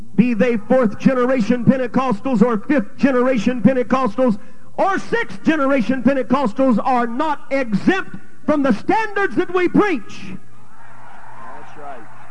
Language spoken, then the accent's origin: English; California, United States; moved away as an adult; also born or lived in Texas / Canada; now in Calgary, Canada; was born and raised in California, went to Texas, got a good wife and a license with the UPC, went to Canada, been there for 12 years